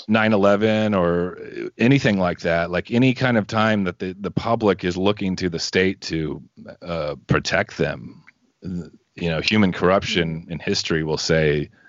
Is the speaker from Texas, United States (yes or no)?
yes; Southeast Texas, United States; I'm from Southeast Texas